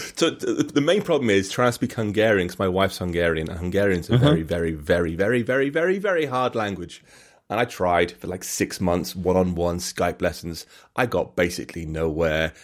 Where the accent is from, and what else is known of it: England, United Kingdom; accent: English; now in Bath, United Kingdom